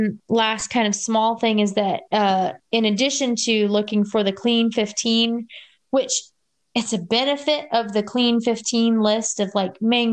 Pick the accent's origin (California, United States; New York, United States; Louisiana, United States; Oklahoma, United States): Louisiana, United States; moved away; I'm from Louisiana originally